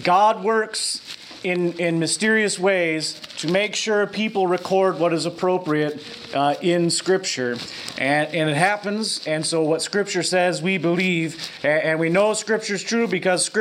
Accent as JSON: {"language": "English", "town": "Lincoln", "region": "Nebraska", "country": "United States", "tie": "born or raised there", "said": "I was raised here in Lincoln as Disciples of Christ"}